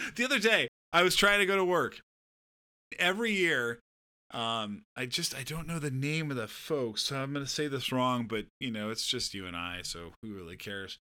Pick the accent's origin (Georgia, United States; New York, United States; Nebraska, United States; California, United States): California, United States; Southern; moved away; I'm from Southern California.